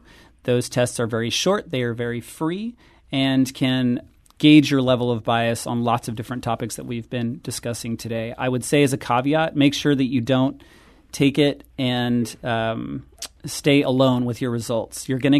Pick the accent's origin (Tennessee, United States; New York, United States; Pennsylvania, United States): Tennessee, United States; moved away as an adult; I moved to St. Louis in 1995 to become an undergrad at WashU. And my accent from being from Tennessee was a heck of a lot thicker than it is now.